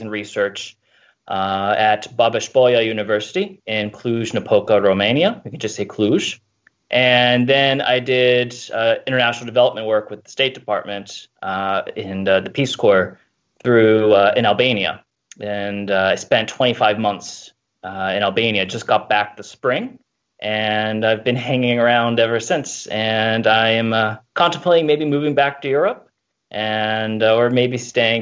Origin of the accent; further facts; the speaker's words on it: Baltimore, Maryland, United States; moved away as an adult; also born or lived in Pennsylvania; I am originally from the Baltimore area.